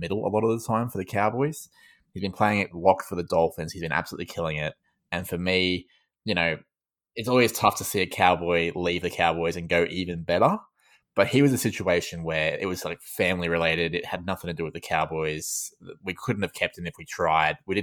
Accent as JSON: {"language": "English", "region": "Queensland", "country": "Australia", "said": "as a Queenslander"}